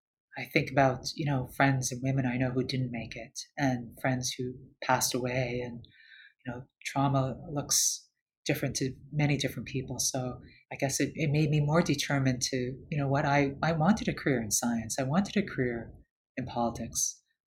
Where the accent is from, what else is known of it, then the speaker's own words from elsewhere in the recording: Canada; now in United States; as someone, especially as a Canadian in the US, I see those who don't have access.